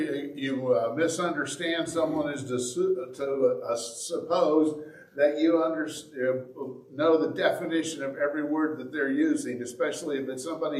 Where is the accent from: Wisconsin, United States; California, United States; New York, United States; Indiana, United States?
Indiana, United States; accent: southern; moved away as an adult; now in Bay City, United States; Now, I really didn't think that people in Indiana had a southern accent, but apparently we do.